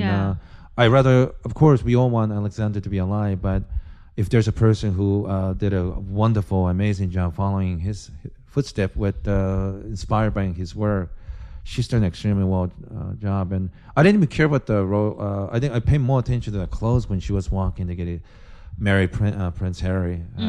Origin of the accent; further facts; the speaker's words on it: Japan; I think growing up in Japan, where even the food is presented in such a beautiful aesthetic ways